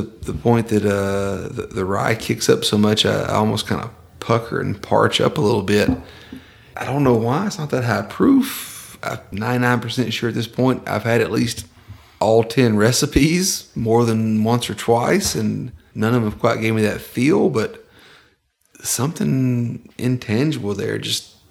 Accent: Georgia, United States; I grew up in Podunk, Georgia. I walked railroad tracks and rails when I was a kid

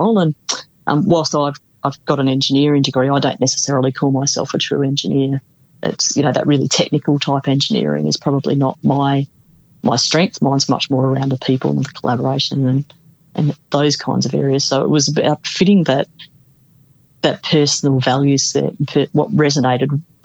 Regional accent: South Australia, Australia; I come from South Australia

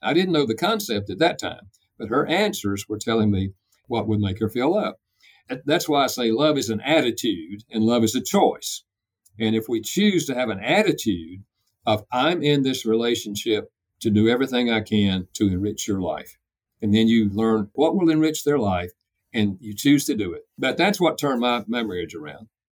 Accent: North Carolina, United States; I'm from North Carolina, so I have a dialect

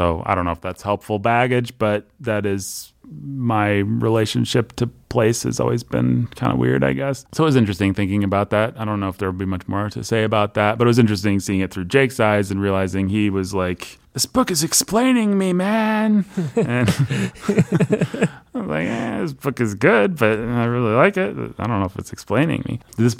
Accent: Midwest, United States; The fact that I'm a Midwesterner seems to me to be a fairly incidental fact

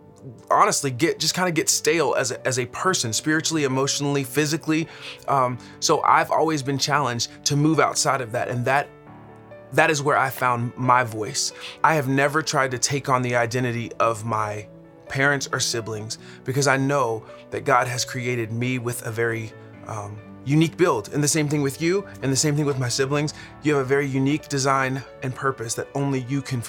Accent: Dallas, Texas, United States; now in Los Angeles, United States; I am originally from Dallas, Texas, but right now I live in Los Angeles, California

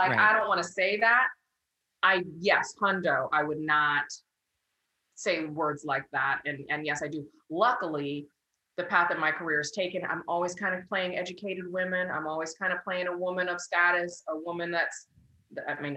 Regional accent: San Clemente, California, United States; growing up in San Clemente

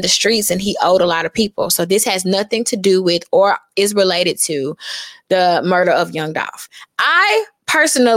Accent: Memphis, Tennessee, United States; I'm from East Memphis

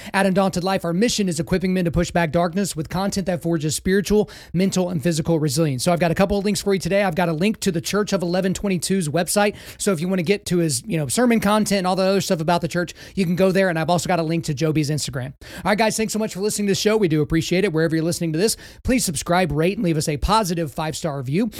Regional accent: Oklahoma, United States; accent: country; I'm from Oklahoma.

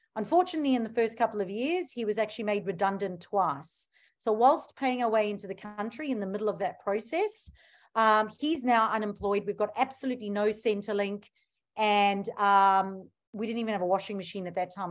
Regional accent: South Africa; now in Australia; I'm originally from South Africa.

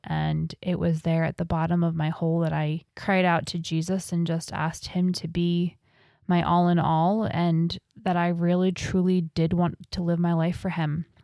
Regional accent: New Jersey, United States; So I grew up in New Jersey.

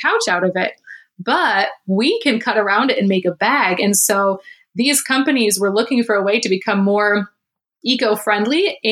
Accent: Midland, Michigan, United States; my hometown of Midland, Michigan

